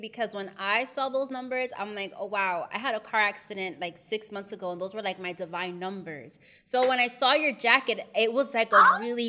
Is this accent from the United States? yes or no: yes; United States; I'm from up north. I'm from New Jersey, New York.